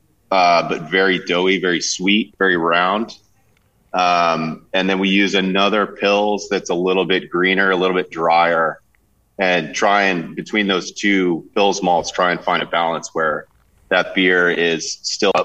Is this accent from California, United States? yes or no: no; New Hampshire, United States; I grew up in New Hampshire